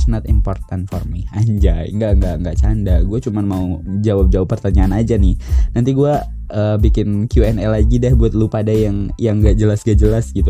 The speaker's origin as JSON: {"language": "Indonesian", "region": "West Java", "country": "Indonesia", "said": "gue bukan orang Korea gitu aku mau orang Sunda jadi nggak ngerti bahasa Korea"}